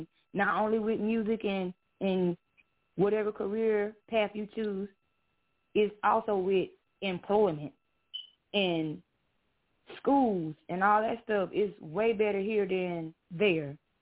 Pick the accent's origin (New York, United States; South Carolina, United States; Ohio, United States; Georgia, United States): South Carolina, United States; Salem; I'm from Salem, South Carolina